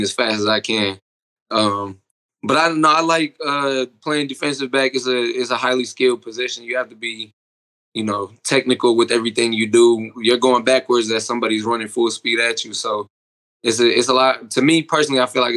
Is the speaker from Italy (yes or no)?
no; Milwaukee, Wisconsin, United States; moved away as an adult; now in Oklahoma, United States; I'm originally from Milwaukee, Wisconsin